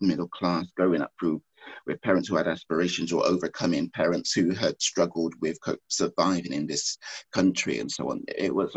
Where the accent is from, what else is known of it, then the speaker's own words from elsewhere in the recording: Bristol, South West England, United Kingdom; I'm from Bristol.